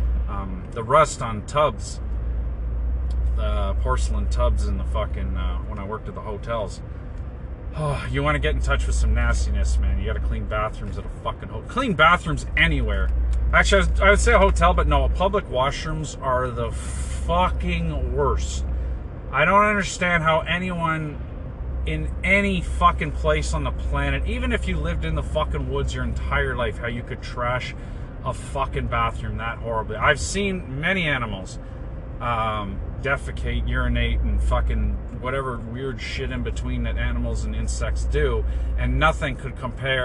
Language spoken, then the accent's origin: English; Brampton, Ontario, Canada; I was born in Brampton